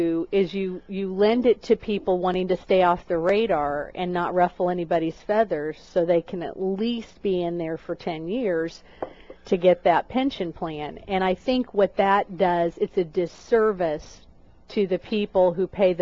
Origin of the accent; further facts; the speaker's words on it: Raytown, Missouri, United States; I'm from Missouri. I'm from Raytown, Missouri.